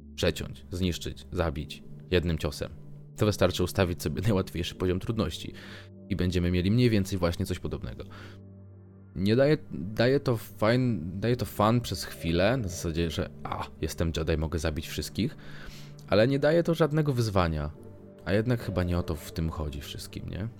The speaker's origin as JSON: {"language": "Polish", "town": "Warsaw", "region": "Masovian Voivodeship", "country": "Poland", "said": "ja, jestem z Warszawy"}